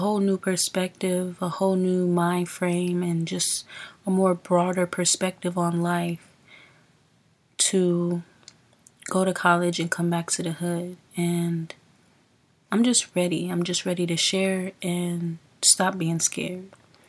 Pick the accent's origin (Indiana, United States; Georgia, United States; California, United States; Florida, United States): California, United States; Los Angeles; we are from the same South Central neighborhood.